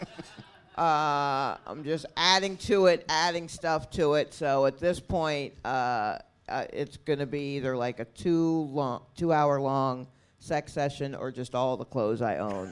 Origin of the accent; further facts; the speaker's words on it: Atlanta, Georgia, United States; now in New York City, United States; I am from Atlanta